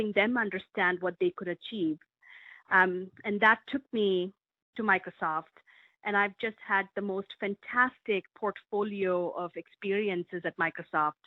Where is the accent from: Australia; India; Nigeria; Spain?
India; also born or lived in Europe; now in Medina, United States; I grew up in India